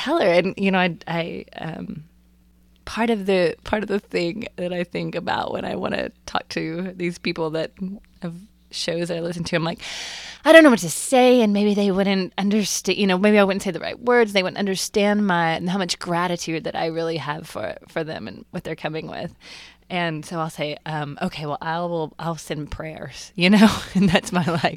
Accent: Texas, United States; moved away as an adult; also born or lived in Athens, Georgia; I was born and raised in Texas. Right. Texas girl

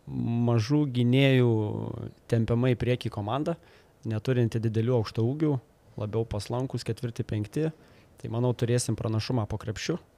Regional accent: Lithuania; mes visą laiką kaip lietuviai keliam aukštus tikslus

